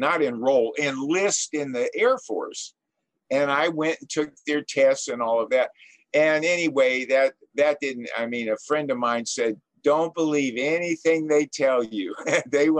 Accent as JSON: {"language": "English", "town": "Los Angeles", "region": "California", "country": "United States", "tie": "born or raised there", "said": "I was born and raised in Southern California in the San Fernando Valley, in Encino, actually, which is a very rich town."}